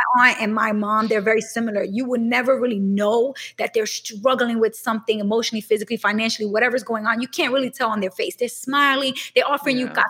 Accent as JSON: {"language": "English", "town": "New York City", "region": "New York", "country": "United States", "tie": "born or raised there", "said": "I grew up in Brooklyn in a neighborhood that was predominantly black and Latino"}